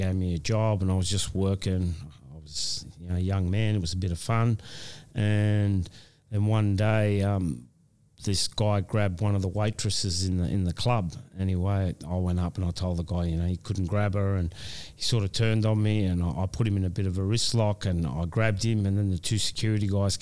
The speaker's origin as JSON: {"language": "English", "country": "Australia", "tie": "born or raised there", "said": "this is my hometown."}